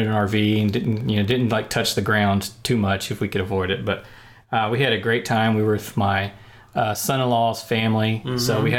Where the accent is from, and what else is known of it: Texas, United States; born or raised there